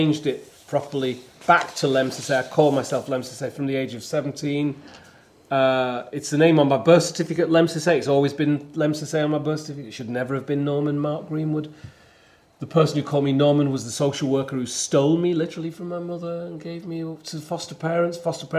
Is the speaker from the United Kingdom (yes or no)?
yes; the north of England, United Kingdom; now in London, United Kingdom; I'm a northerner from the north of England. I live in London. I'm Ethiopian, I am British.